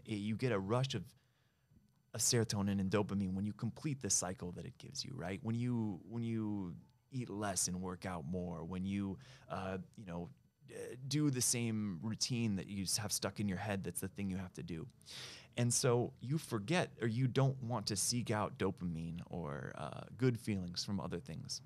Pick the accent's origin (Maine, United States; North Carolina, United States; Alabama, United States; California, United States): California, United States; Ojai; also born or lived in Bay Area; now in Los Angeles, United States; I was born in L.A. Uh, I went to high school in a small town up the coast called Ojai